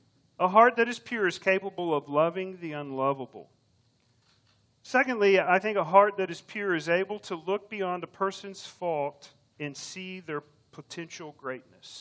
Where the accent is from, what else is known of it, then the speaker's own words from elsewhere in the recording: Round Rock, Texas, United States; I grew up in Round Rock, not too far from here